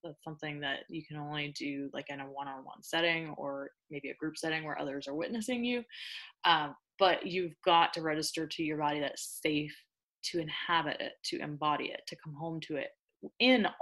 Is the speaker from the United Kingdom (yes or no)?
no; New Orleans, Louisiana, United States; I'm from New Orleans